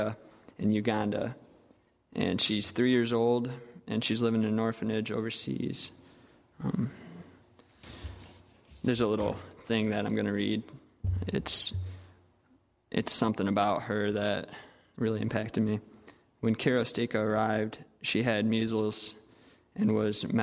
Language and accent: English; United States; Growing up in America